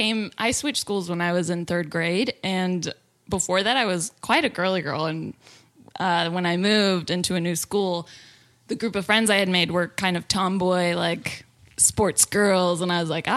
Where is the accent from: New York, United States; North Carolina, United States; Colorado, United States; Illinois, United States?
Colorado, United States; Fort Collins; born there; I was born in Fort Collins, Colorado.